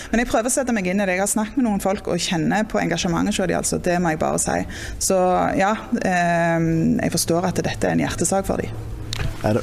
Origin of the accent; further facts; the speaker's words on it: Jæren, Rogaland, Norway; jeg òg er jo fra Jæren og bor på gard og sånn